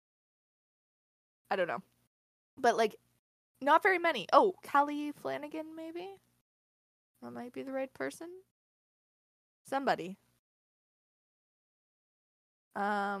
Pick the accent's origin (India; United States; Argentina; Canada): Canada; As a Canadian